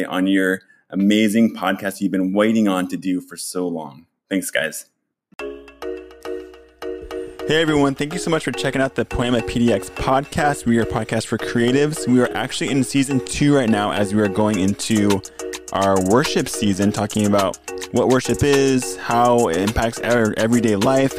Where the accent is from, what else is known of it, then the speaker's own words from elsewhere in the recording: Gig Harbor, Washington, United States; I grew up in Gig Harbor